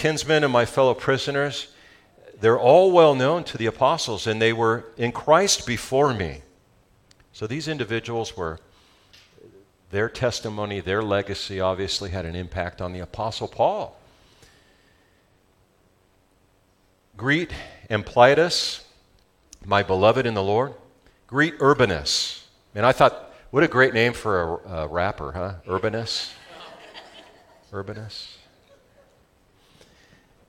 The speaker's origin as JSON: {"language": "English", "region": "Southern California", "country": "United States", "accent": "Southern California", "said": "That's my Southern California accent"}